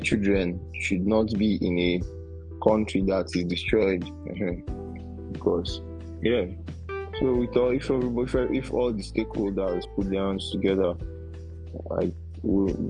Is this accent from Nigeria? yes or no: yes; Nigeria; as Nigerian